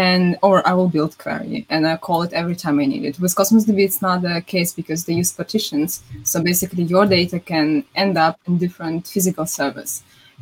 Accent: Ukraine; I'm from Ukraine

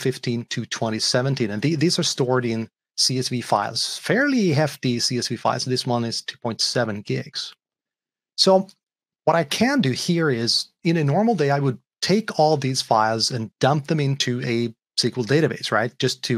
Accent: Sweden; I am from Sweden

